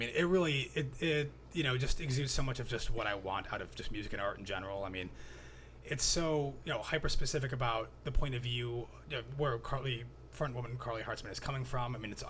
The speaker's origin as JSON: {"language": "English", "region": "the South", "country": "United States", "tie": "born or raised there", "said": "grew up in the South, and there are a lot of the songs on here are really just harrowing tales from growing up in the South."}